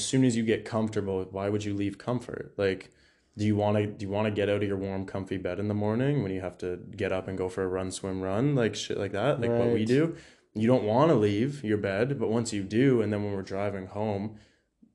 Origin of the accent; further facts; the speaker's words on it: Orillia, Ontario, Canada; now in London, Canada; my back hometown in Orillia